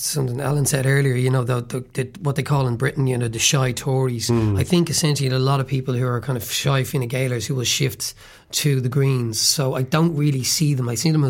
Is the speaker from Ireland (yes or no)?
yes; Tallaght, Leinster, Ireland; in my hometown in Talla